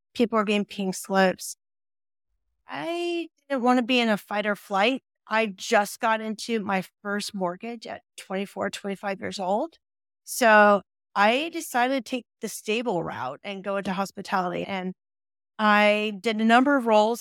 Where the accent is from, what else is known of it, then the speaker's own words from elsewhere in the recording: Silicon Valley, California, United States; born and raised in Silicon Valley